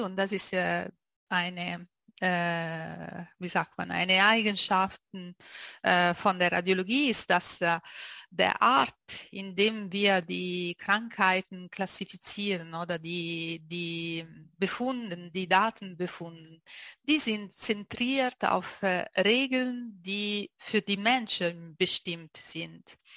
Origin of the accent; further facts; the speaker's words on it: Italy; German is a second language; moved away as an adult; now in Zurich, Switzerland; ich bin Italienerin und äh, lebe in die Schweiz so äh, schon seit zwölf Jahren in Zürich